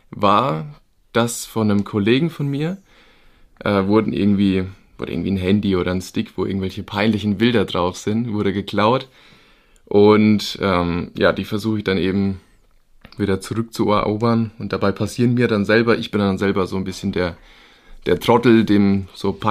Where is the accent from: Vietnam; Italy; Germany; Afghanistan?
Germany; Bavaria; Ja, ich bin, wie du schon gesagt hast … ich komme ja aus der Gegend irgendwo zwischen Würzburg und Aschaffenburg.